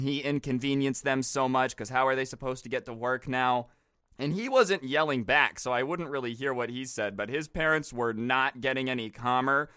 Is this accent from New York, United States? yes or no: no; Las Vegas, Nevada, United States; I grew up in Las Vegas